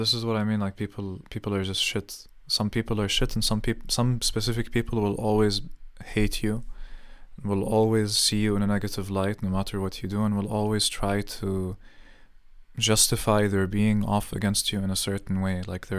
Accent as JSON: {"language": "English", "country": "Palestine", "also_born_or_lived": "Saudi Arabia", "said": "I've always defined myself as Palestinian to everyone, even though my passport is Jordanian and I was born in Saudi Arabia."}